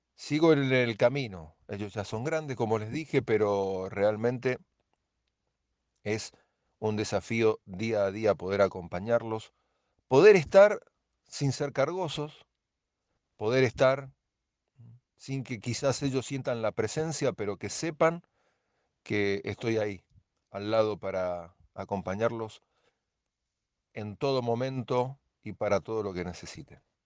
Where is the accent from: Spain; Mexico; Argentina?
Argentina; Mendoza; de la provincia de Mendoza